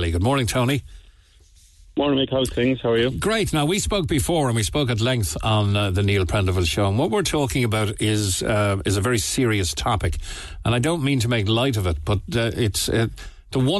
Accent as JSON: {"language": "English", "country": "Ireland", "said": "I think it's very unfair what's going on in this country. I'm an Irish mother with three kids, aged four, three, and one."}